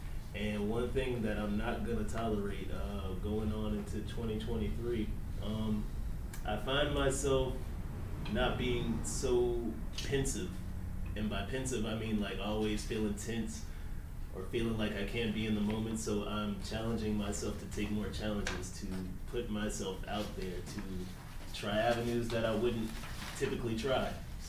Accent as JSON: {"language": "English", "region": "Virginia", "country": "United States", "said": "Hello everyone and family. … I'm from Virginia."}